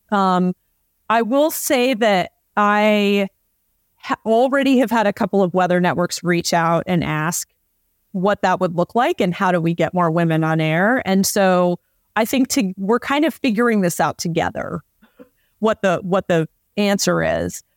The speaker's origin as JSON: {"language": "English", "region": "Southeast", "country": "United States", "tie": "born or raised there", "moved": "yes", "said": "I grew up in the Southeast"}